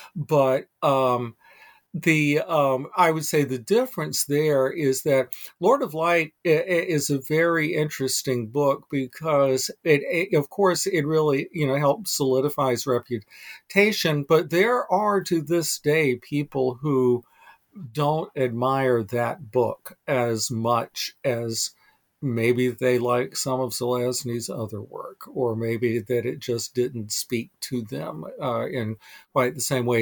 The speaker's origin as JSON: {"language": "English", "region": "North Carolina", "country": "United States", "tie": "born or raised there", "moved": "yes", "lives_now": "Vermont, United States", "said": "I'm a transplanted Southerner. I was born and raised in North Carolina"}